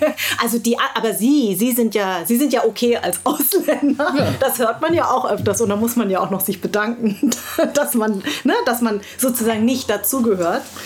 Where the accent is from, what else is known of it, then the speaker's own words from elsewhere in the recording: Munich, Bavaria, Germany; also born or lived in Darmstadt; Ich bin in München groß geworden